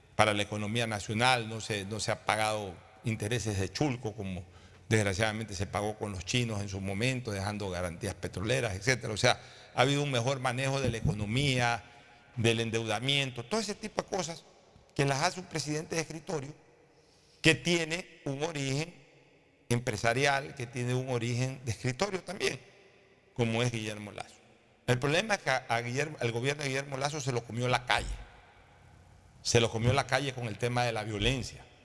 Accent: Ecuador

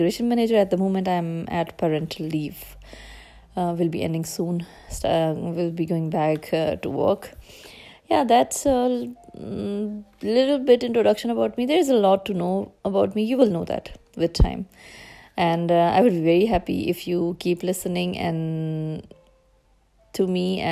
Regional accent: Pakistan; moved away as an adult; now in Germany; I come from Pakistan, have been living in Germany since 2011, came as a student and then got settled here.

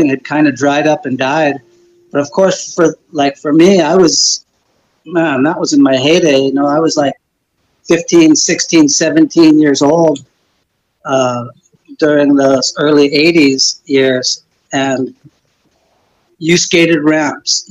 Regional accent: Santa Cruz, California, United States; I grew up in Santa Cruz

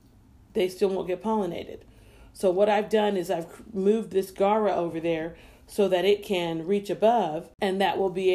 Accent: U.S. Virgin Islands; And I wanted something that reminds me of home. I'm from the Virgin Islands.

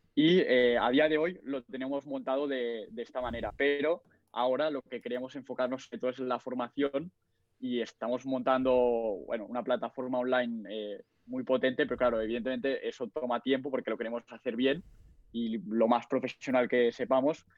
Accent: Barcelona, Catalonia, Spain; tengo 20 años, a punto de hacer 21, soy de Barcelona

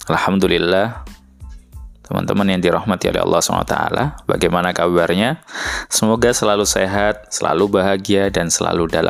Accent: Surabaya, East Java, Indonesia; Jadi saya dari Surabaya

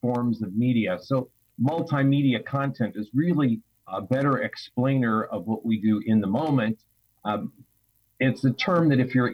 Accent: Pittsburgh, Pennsylvania, United States; moved away as an adult; also born or lived in Chicago / Italy; I'm originally from Pittsburgh, Pennsylvania, but I came to Chicago a long time ago to Northwestern University

